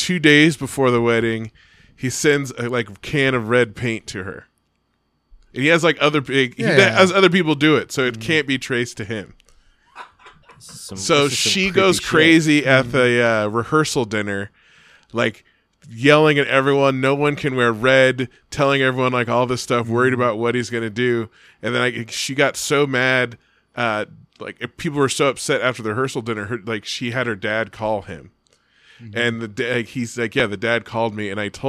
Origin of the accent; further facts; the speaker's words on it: Bay Area, California, United States; now in Reno, United States; I'm from the Bay Area and grew up the same time they did.